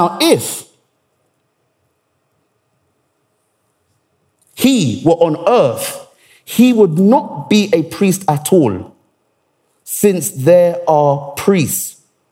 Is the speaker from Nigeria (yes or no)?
yes; Nigeria; I'm Nigerian